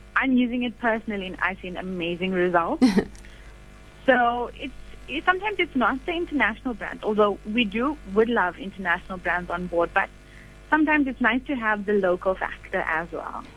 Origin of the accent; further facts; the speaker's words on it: Durban, KwaZulu-Natal, South Africa; now in Bloemfontein, South Africa; I'm from Durban, but living in Bloemfontein